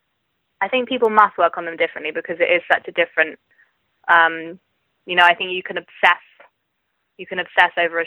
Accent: Cambridgeshire, East of England, United Kingdom; now in Oxford, United Kingdom; I grew up in Cambridgeshire

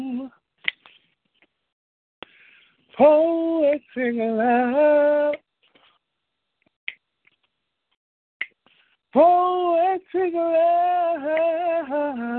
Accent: Richmond, Virginia, United States; also born or lived in Washington, D.C.; now in New York, United States; I'm born and raised in Richmond, Virginia, by way of Washington, D.C., and now I live in New York

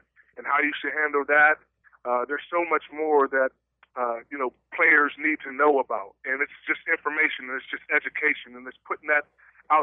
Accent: West Mifflin, Pennsylvania, United States; also born or lived in Pittsburgh / McKeesport; I was raised in Whitaker Projects in West Mifflin for most of my life

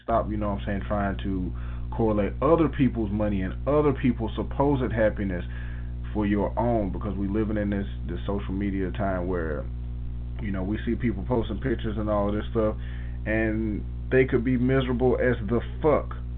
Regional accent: Tuskegee, Alabama, United States; we had the privilege of growing up in Tuskegee, Alabama

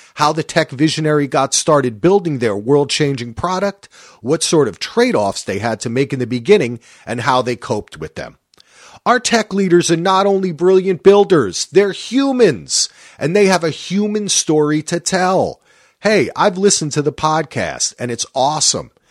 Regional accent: New Jersey, United States; I'm from New Jersey

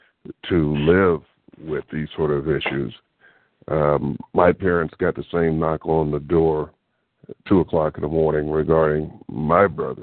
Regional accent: Oakland, California, United States; I grew up in Oakland. I still live in Oakland.

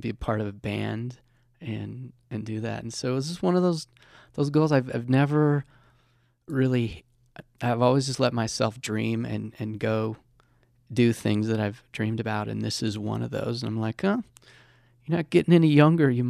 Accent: Colorado Springs, Colorado, United States; my hometown in Colorado Springs. Monument area.

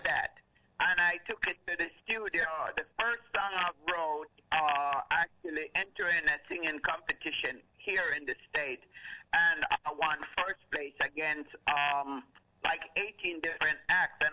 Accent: Kingston, Jamaica; now in Detroit, United States; I was actually born and raised in Kingston, Jamaica, and then actually moved to Detroit, Michigan

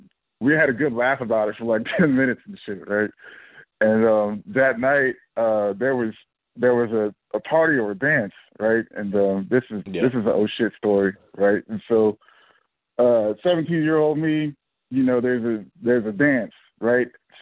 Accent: Indiana, United States; moved away as an adult; he's like, where are you from? And I'm like, Indiana

